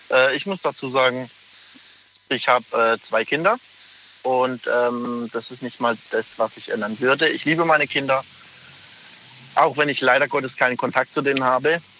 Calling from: Pforzheim, Baden-Württemberg, Germany; Ich komme aus Pforzheim.

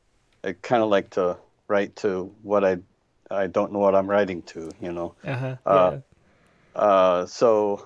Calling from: Indianapolis, Indiana, United States

